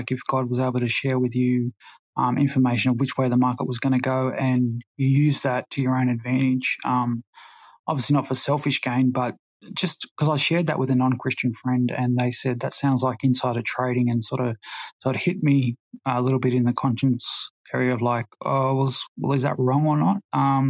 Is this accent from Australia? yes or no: yes; Australia; I'm from Australia.